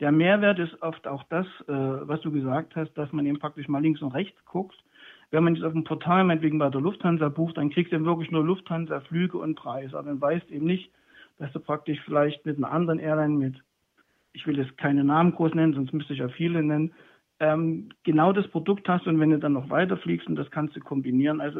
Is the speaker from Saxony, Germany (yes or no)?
yes; Leipzig, Saxony, Germany; Also ich bin hier groß geworden in dem Viertel Naunhofer Straße in der Schulklasse damals, EOS und dann Penne zuvor